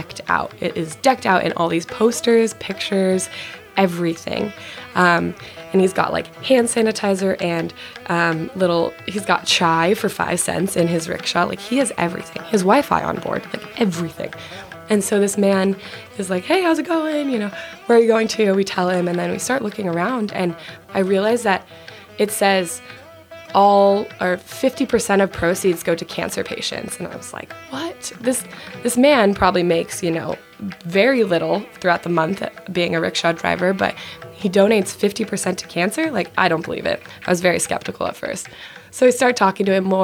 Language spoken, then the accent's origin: English; Colorado, United States; also born or lived in Arizona; I'm from Colorado